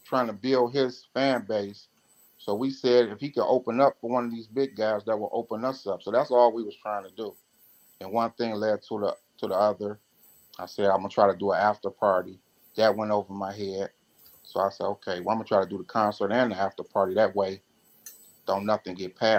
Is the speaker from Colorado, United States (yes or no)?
no; Detroit, Michigan, United States; I'm from Detroit